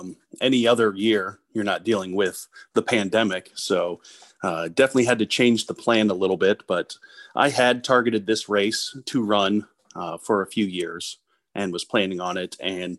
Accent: St. Louis, Missouri, United States; now in St. Charles, United States; Yeah, I grew up in St. Louis County, went to Ladue, Horton Watkins, graduated from there, went to St. Louis Community College, Merrimack, and then went to the University of Missouri, St. Louis, and moved out to St. Charles in 2007

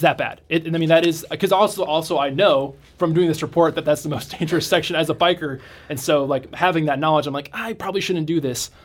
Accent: Iowa, United States; now in St. Louis, United States; I'm from Iowa

